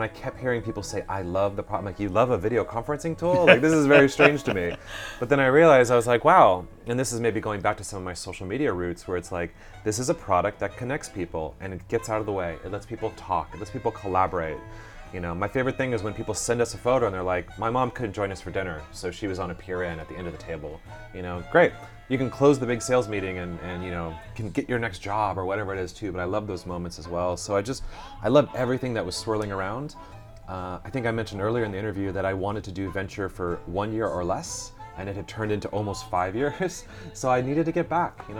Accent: Los Angeles, California, United States; I grew up in Los Angeles

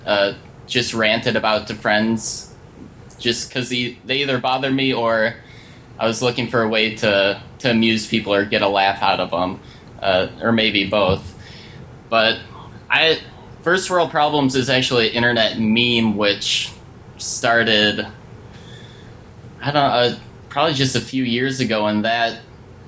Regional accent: Minneapolis, Minnesota, United States; I'm from Minneapolis, Minnesota

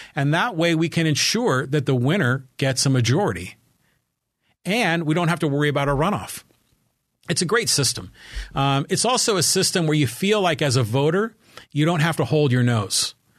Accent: San Francisco Bay Area, California, United States; now in Poway, United States; growing up in the San Francisco Bay Area

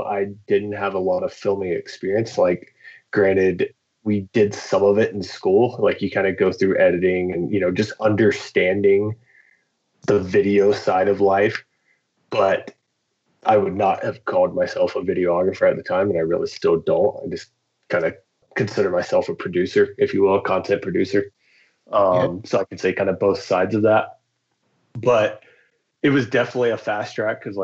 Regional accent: Florida, United States; moved away as an adult; now in Bozeman, United States; I'm born and raised in Florida

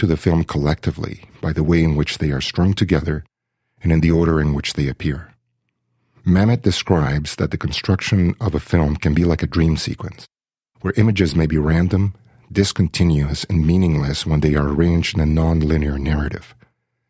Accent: Mexico City, Mexico; also born or lived in Kingston, Canada; now in Canada; I was born and raised in Mexico City and immigrated to Canada with my family in 1982

